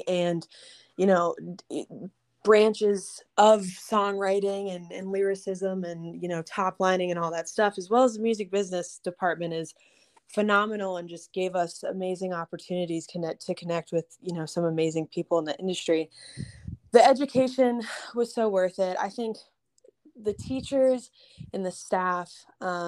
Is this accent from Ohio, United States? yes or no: no; Texas, United States; also born or lived in Boston; I was from Texas